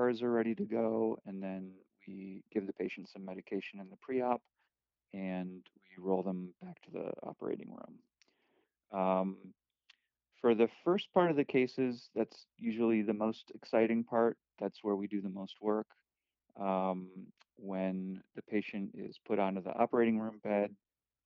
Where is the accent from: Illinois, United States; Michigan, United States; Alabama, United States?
Illinois, United States; Chicago; I am from Chicago